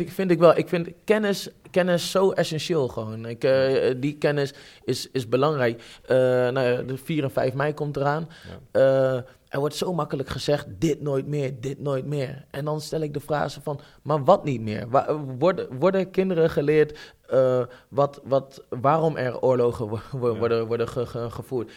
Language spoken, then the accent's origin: Dutch; Netherlands; ik ben Nederlander